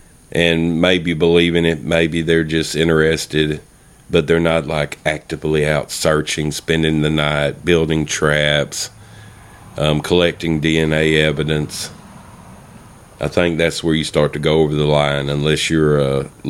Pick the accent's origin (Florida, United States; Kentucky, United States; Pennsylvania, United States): Florida, United States; that's I was from Florida.